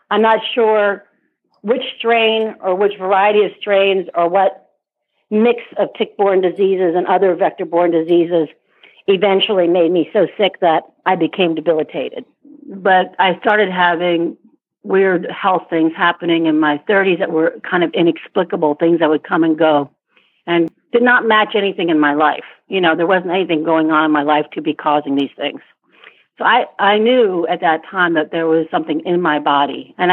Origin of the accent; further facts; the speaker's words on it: Vietnam; born there; also born or lived in Asia / Africa; I I was born in Vietnam. I grew up in Asia and Africa and worked in Europe and throughout Asia and Africa.